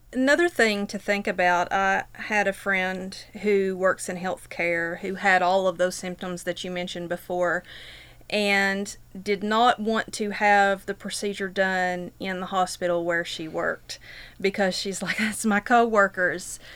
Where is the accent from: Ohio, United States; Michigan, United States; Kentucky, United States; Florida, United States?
Kentucky, United States; Whitesburg; I'm from Whitesburg